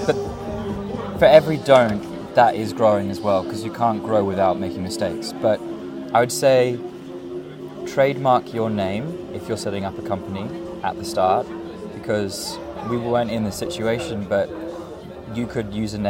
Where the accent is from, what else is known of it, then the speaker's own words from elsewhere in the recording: Sydney, New South Wales, Australia; also born or lived in Sweden / New York; now in London, United Kingdom; I'm originally Australian, so I come from Sydney